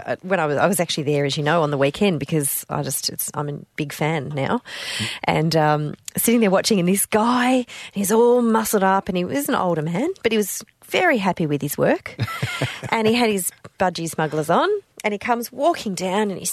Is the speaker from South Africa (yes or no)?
no; Hong Kong; now in Australia; So I grew up in Hong Kong